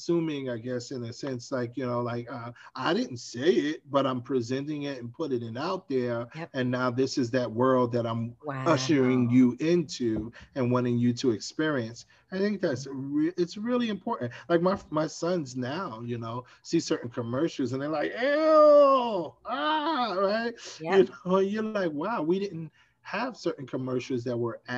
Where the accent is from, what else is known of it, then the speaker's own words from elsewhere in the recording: New York City, New York, United States; I grew up in Brownsville, Brooklyn, New York